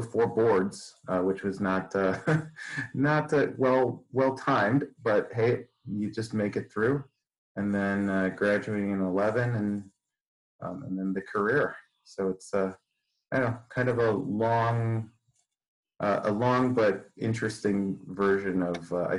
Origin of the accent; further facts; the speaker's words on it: 3 miles north of Westmont practice, Illinois, United States; also born or lived in Chicago / Detroit; I grew up actually just about 3 miles north of the practice that I'm at right now